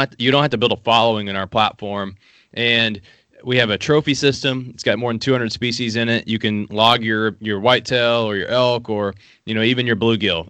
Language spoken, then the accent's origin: English; Appalachia, Southeastern Kentucky, United States; I shot my first gun at six years old in Southeastern Kentucky. I grew up in Appalachia